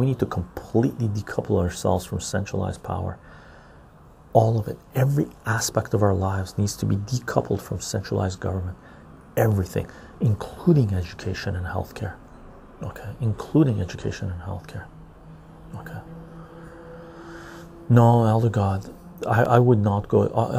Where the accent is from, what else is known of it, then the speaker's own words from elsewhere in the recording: Canada; But as a Canadian, you can have Canadian dollars, euros, and US dollars.